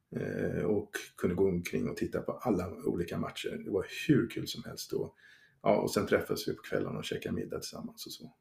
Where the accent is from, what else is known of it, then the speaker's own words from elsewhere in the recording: Sweden; som svensk